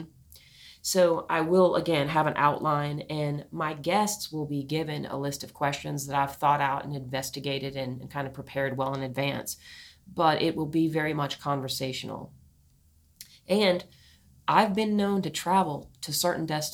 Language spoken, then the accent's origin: English; New Orleans, Louisiana, United States; I come from New Orleans, Louisiana, a very culturally blended place.